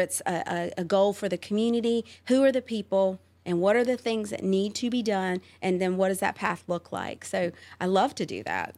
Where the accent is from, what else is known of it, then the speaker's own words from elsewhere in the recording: Roanoke Rapids, North Carolina, United States; also born or lived in Charlotte, North Carolina / Raleigh, North Carolina; I grew up in and I call my, uh, my hometown Roanoke Rapids